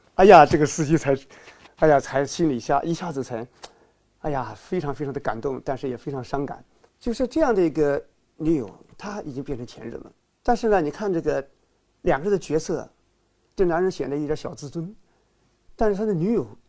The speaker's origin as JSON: {"language": "Chinese", "country": "China", "said": "我们中国人"}